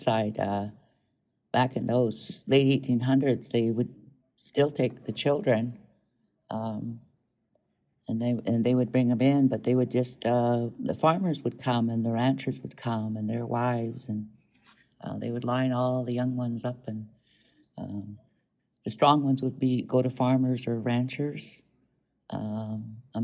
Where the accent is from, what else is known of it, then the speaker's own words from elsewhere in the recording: Southern Alberta, Canada; moved away; also born or lived in Montana, United States; Most of my life I was raised in Southern Alberta and Canada, and if I wasn't there, then I was in Montana where my grandmother lives